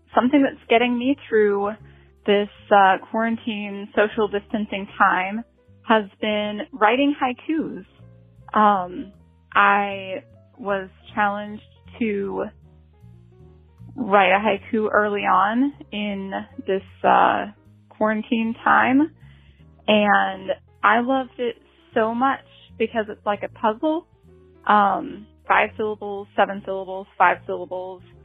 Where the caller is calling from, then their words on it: Washougal, Washington, United States; I'm calling from Washougal, Washington.